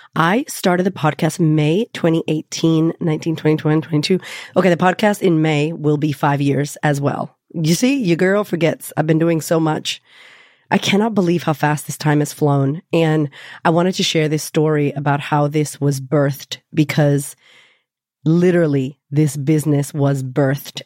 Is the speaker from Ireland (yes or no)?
no; United States; I'm already American. I'm already Latina.